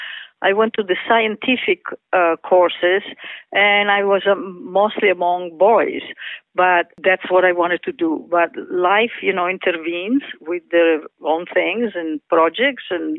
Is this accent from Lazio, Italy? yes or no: yes; Rome, Lazio, Italy; moved away; Growing up in Italy